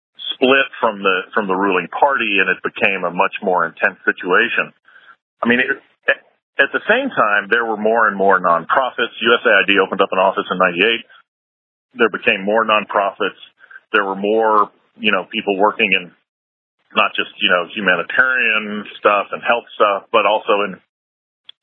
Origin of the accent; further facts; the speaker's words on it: United States; moved away; as an American